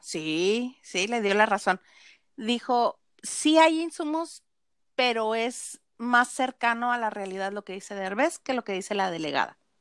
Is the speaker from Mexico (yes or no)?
yes; northern Mexico, Mexico; soy norteña